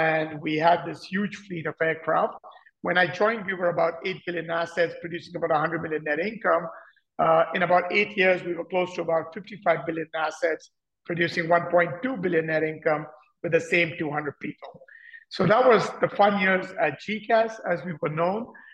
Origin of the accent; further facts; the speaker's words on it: India; moved away as an adult; also born or lived in Delhi / London / France / United States; I grew up in India